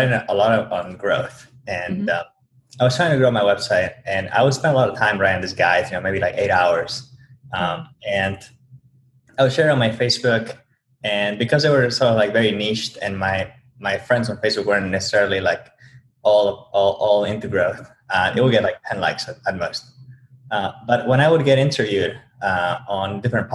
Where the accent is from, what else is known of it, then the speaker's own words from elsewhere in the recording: Bolivia; moved away as an adult; now in United States; originally from Bolivia. I came to the U.S. a few years ago